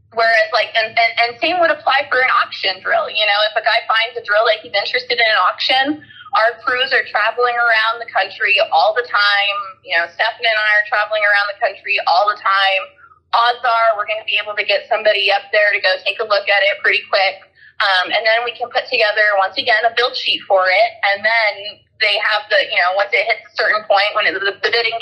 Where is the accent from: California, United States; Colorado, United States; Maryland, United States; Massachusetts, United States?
Colorado, United States; Highlands Ranch; I grew up in Highlands Ranch, which is south of Denver, Colorado